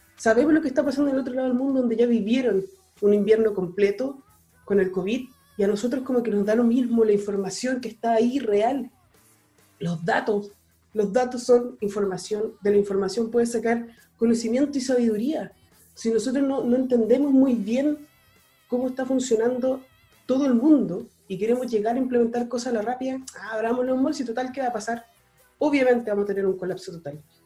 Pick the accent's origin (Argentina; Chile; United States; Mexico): Chile; somos chilenos